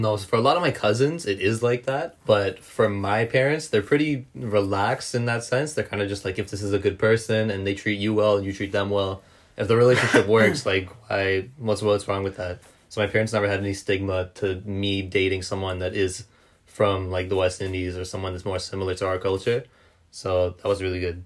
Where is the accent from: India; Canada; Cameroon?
Canada; I was raised in Canada